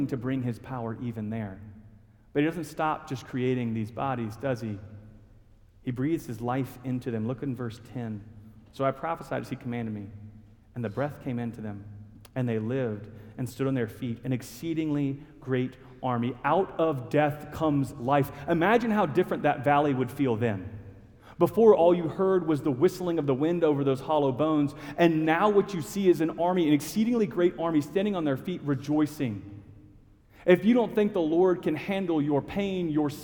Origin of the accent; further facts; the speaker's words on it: Huntsville, Alabama, United States; now in Norfolk, United States; I was born and raised in Huntsville, Alabama, just a little ways away from here